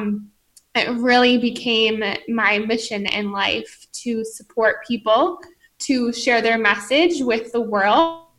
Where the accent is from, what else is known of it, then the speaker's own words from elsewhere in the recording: Columbus, Ohio, United States; I grew up in the Midwest in Columbus, Ohio